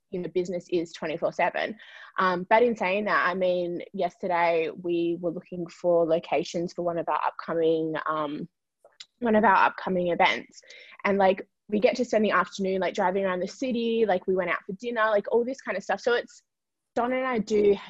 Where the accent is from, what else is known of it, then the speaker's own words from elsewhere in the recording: Perth, Western Australia, Australia; moved away; we are originally from Perth.